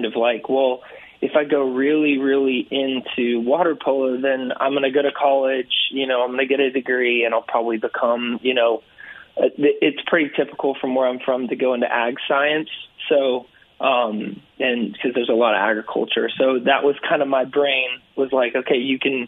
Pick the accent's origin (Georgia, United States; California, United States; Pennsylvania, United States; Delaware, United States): California, United States; grew up in California, so I grew up playing water polo